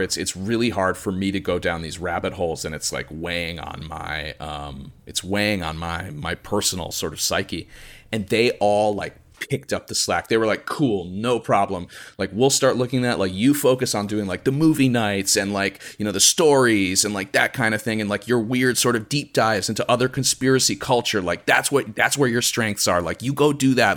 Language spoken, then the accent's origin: English; suburbs outside of Chicago, Illinois, United States; I grew up, uh, in the suburbs outside of Chicago